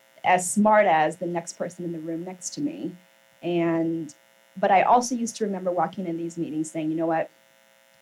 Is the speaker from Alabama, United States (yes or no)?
no; Portland, Oregon, United States; born or raised there; moved away as an adult; also born or lived in New York